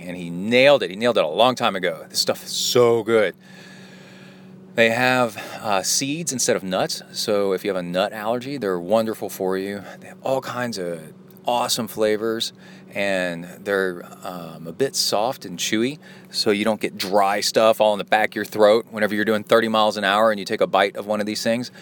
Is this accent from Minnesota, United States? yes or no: no; Cincinnati, Ohio, United States; I was born in Ohio in Cincinnati